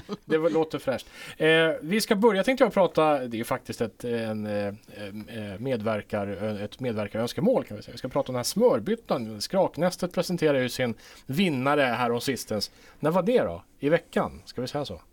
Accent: Sweden; now in Åland, Finland; jag som rikssvensk

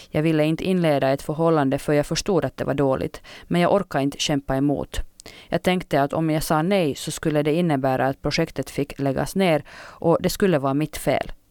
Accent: Åland, Åland Islands; När jag senare varit hemma på Åland har jag vid ett par tillfällen fått kommentarer

